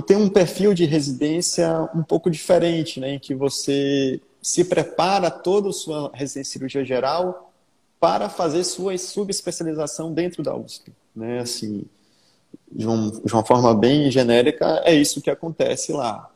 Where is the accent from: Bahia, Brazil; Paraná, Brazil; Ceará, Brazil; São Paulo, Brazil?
Bahia, Brazil; Salvador; eu sou soteropolitano, né? Então, nascido e criado aqui em Salvador.